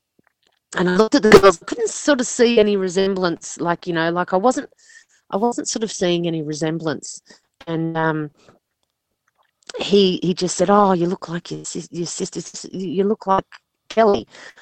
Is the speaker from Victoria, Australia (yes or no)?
no; Sydney, New South Wales, Australia; also born or lived in Liverpool, New South Wales; I was born in Liverpool Hospital, but I was with my family in Picnic Point